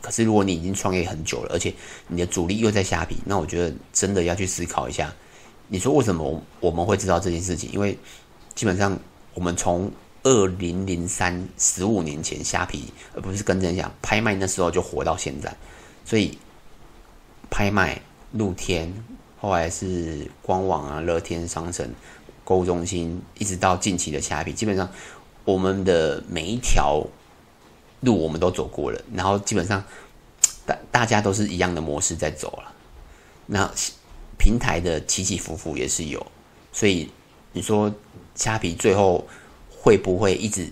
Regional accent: Taiwan; 以我们台湾人

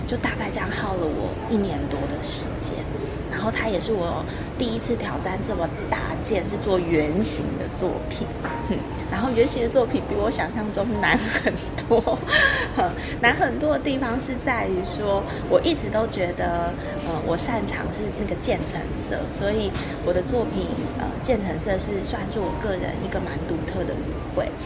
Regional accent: Hualien, Hualien County, Taiwan; now in Taitung, Taiwan; 我是花莲出生的花莲人嘛，虽然我现在移居台东

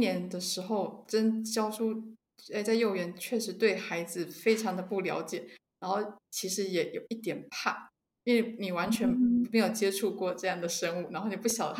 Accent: Taiwan; moved away as an adult; now in Sweden; 呃，我是台湾人，我在二零一四年的时候从台湾搬到瑞典。

